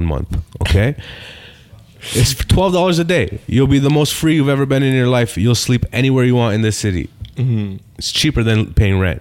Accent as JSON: {"language": "English", "town": "Toronto", "region": "Ontario", "country": "Canada", "tie": "born or raised there", "said": "So I'm from Rexdale. I had 12 white people in my high school"}